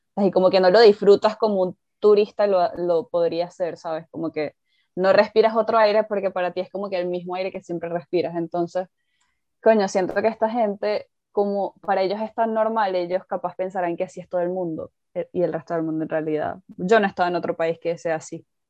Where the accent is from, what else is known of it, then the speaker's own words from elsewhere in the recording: Venezuela; moved away as an adult; now in United Kingdom; yo vengo de Venezuela